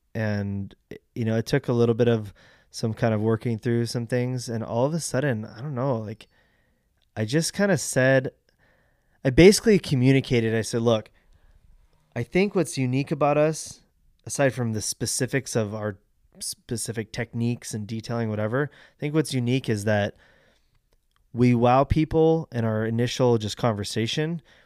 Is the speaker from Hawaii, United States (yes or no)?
no; Fallbrook, California, United States; I grew up in Fallbrook.